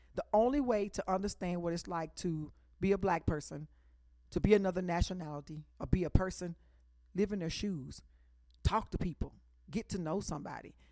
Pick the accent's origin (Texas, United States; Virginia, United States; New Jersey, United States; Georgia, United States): Texas, United States; Dallas; She grew up, she raised us, me, in Oak Cliff. And then when I grew up in Oak Cliff